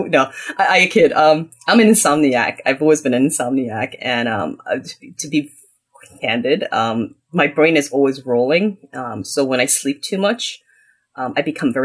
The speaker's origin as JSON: {"language": "English", "country": "United States", "tie": "born or raised there", "said": "So we were considered one of those immigrants that were literally coming here with penniless. And I grew up in the United States."}